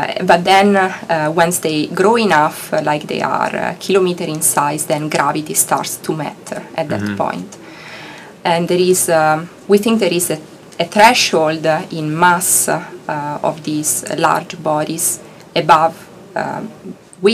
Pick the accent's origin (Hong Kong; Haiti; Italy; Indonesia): Italy; English is a second language; moved away as an adult; also born or lived in Heidelberg, Germany / Bologna, Italy; now in Arizona, United States; I'm Italian. So I grew up in Italy in a small town, just 50,000 people.